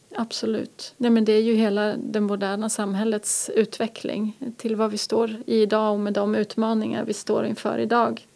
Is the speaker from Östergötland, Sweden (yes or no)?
yes; Norrköping, Östergötland, Sweden; also born or lived in Gothenburg / Umeå / Luleå; now in Härnösand, Sweden; Jag är ju uppvuxen i Norrköping från början och sen har jag bott i Göteborg, Umeå och Luleå.